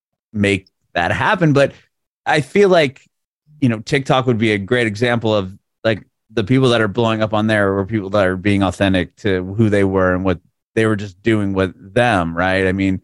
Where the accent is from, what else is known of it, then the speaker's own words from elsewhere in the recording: San Diego, California, United States; I mean, I'm from San Diego, so I've been to LA a million times.